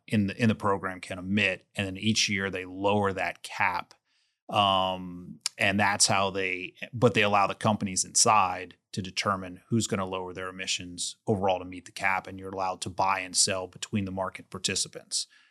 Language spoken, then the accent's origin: English; New Orleans, Louisiana, United States; I was born in New Orleans. I went to L S U